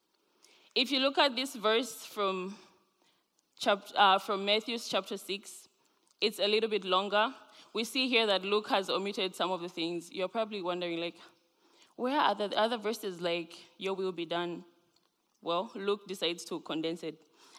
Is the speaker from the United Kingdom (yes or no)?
no; Zambia; now in Grand Rapids, United States; I am originally from Zambia.